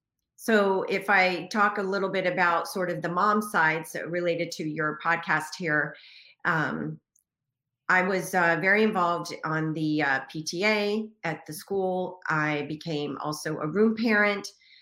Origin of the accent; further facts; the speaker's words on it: Texas, United States; also born or lived in Washington, D.C.; now in Boston, United States; So I am originally from Texas and spent a majority of my life in Washington, D.C., and then moved to Boston like 4 years ago.